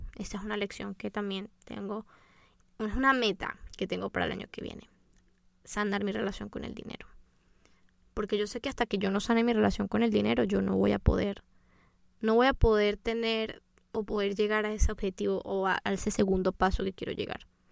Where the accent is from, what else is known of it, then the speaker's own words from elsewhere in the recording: Venezuela; nosotros somos de Venezuela y en Venezuela se acostumbra, eso es una tradición muy bonita que tenemos